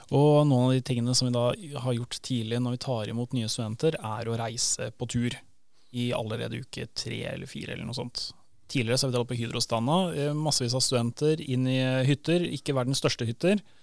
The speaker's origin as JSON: {"language": "Norwegian", "region": "Northern Norway", "country": "Norway", "also_born_or_lived": "Grytøya", "said": "Jeg er jo fra Nord-Norge, og jula for meg, eh, alle mine største juleminner handler om Nord-Norge"}